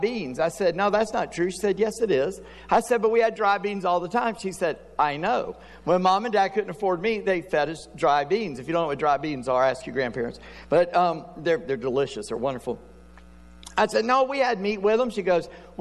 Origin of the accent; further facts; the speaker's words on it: South Carolina, United States; I'm a redneck from South Carolina